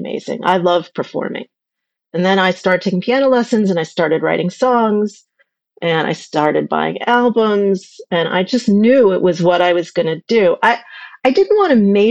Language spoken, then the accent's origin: English; Ossining, New York, United States; I grew up in Ossining, New York, with my parents and my sister.